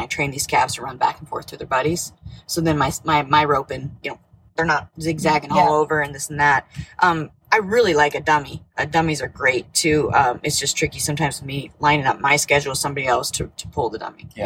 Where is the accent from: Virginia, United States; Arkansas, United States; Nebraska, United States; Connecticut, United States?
Nebraska, United States; I'm from Nebraska. I uh, grew up there